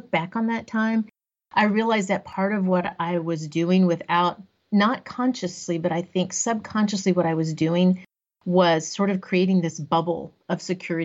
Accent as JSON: {"language": "English", "town": "Corpus Christi", "region": "Texas", "country": "United States", "tie": "born or raised there", "also_born_or_lived": "Austin, Texas", "said": "I grew up in Corpus Christi, Texas, so along the coast of Texas"}